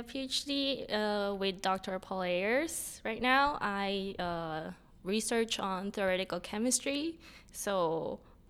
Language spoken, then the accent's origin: English; Mexico; first language Spanish; English is a second language; now in Toronto, Canada; I'm actually from Mexico